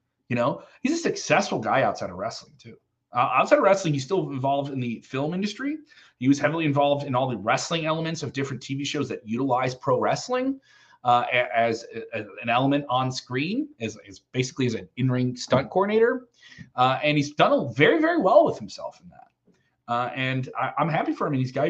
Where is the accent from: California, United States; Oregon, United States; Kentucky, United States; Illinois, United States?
Illinois, United States; Chicago; I'm from Chicago.